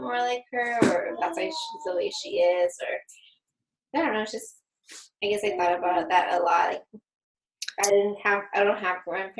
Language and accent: English; United States; also born or lived in Mexico; Well, I was raised here. I came, well, when I was, I turned three, I came here. So for me, I don't really remember much about Mexico, like growing up there.